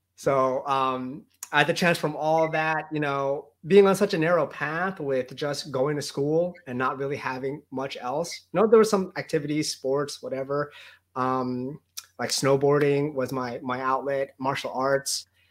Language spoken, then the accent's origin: English; New Jersey, United States; I grew up in New Jersey